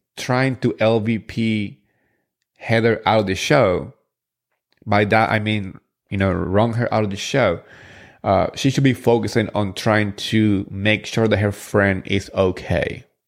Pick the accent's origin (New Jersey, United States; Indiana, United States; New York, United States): New Jersey, United States; I'm from Jersey